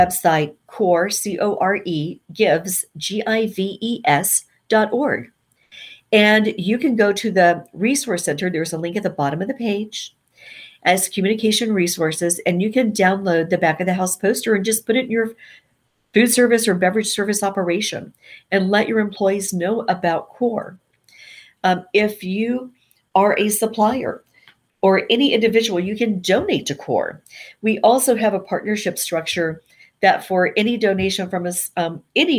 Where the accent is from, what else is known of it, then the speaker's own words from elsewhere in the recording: Nashville, Tennessee, United States; moved away; I came back to my hometown of Nashville